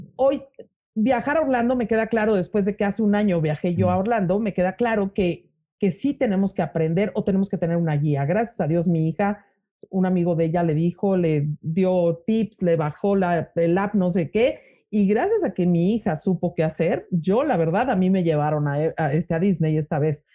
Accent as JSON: {"language": "Spanish", "country": "Mexico", "said": "soy mexicana"}